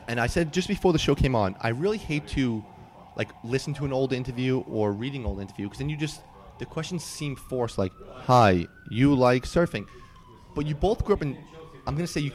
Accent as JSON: {"language": "English", "region": "New York", "country": "United States", "tie": "born or raised there", "said": "I grew up in New York."}